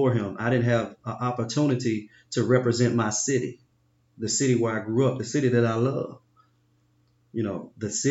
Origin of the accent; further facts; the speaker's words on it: Memphis, Tennessee, United States; I'm from Memphis